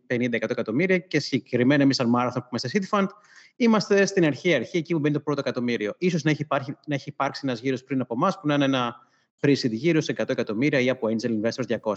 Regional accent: Sparta, Peloponnese, Greece; moved away; also born or lived in Athens; μεγάλωσα σε Σπάρτη

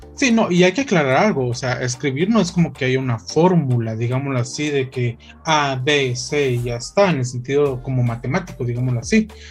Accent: Guatemala; nosotros como guatemaltecos

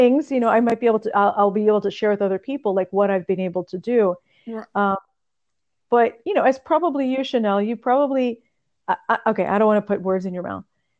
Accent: California, United States; first language Russian; English is a second language; moved away; also born or lived in New York / Bosnia; Spanish, it was easy because I grew up in California, so it was an obvious one to learn.

